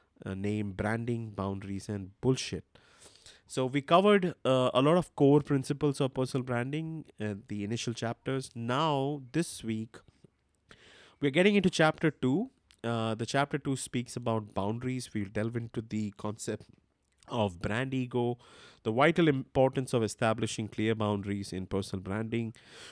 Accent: India; English is a second language; I'm not from Germany. I am from India. A lot of people misunderstand my accent thinking I'm German. I'm not.

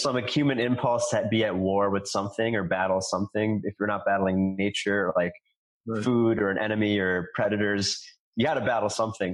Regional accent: New York City, New York, United States; I grew up in New York City

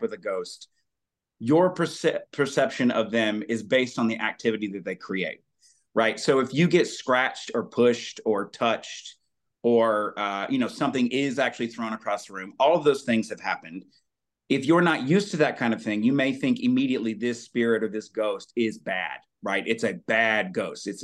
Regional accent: Alabama, United States; growing up in Alabama

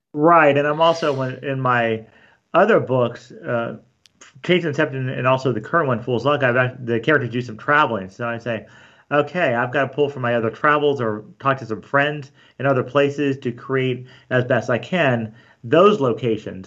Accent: Glendora, California, United States; also born or lived in San Dimas / La Verne; I grew up in Glendora, and then, um, we got married, lived in Laverne, Glendora, Laverne, then San Dimas

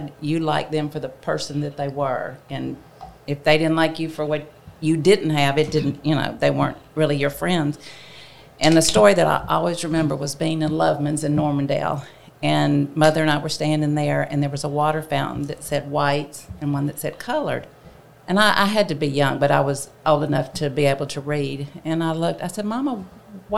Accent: the South, United States; growing up in the South, it wasn't easy

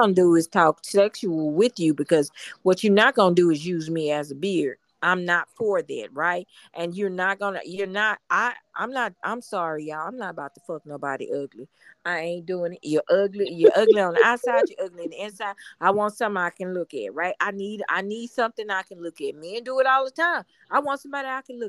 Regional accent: Houston, Texas, United States

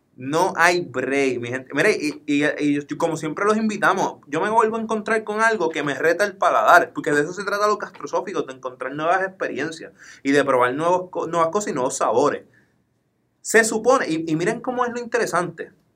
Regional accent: Puerto Rico; Como buenos boricuas

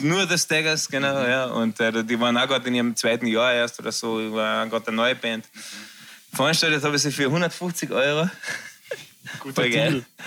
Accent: Frankfurt, Hesse, Germany; wir sind beide aus Frankfurt

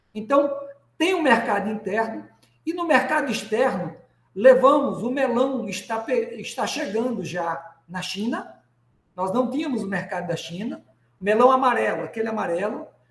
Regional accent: Rio Grande do Norte, Brazil; Estou aqui em Natal, no nosso querido Rio Grande do Norte. Potiguar

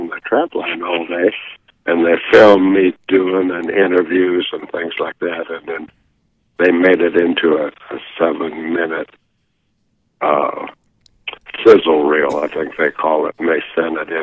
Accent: Midwest, United States; now in Montana, United States; I grew up in the Midwest

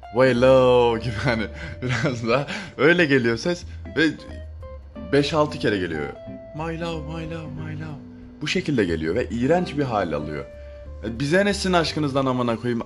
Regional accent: Adana, Turkey; Ben Adanalıyım

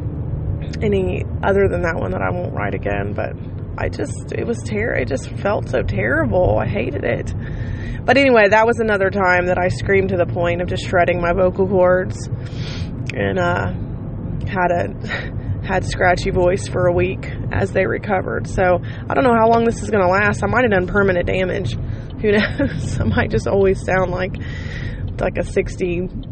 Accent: United States; I love my country, and I love being an American

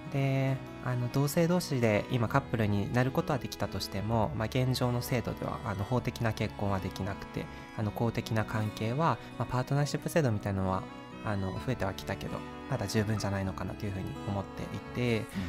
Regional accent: Sapporo, Hokkaido, Japan; moved away as an adult; now in Nagoya, Japan; 僕は札幌出身でで就職で名古屋に住むことになって今3年が経ったんですけど

